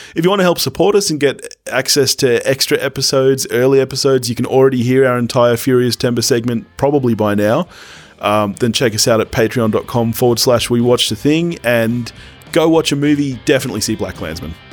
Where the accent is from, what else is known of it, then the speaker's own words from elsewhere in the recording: Australia; being Australian